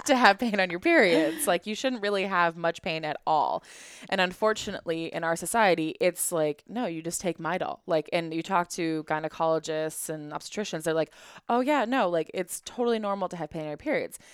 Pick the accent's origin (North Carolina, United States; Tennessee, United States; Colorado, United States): Colorado, United States; I grew up in Colorado in a ski town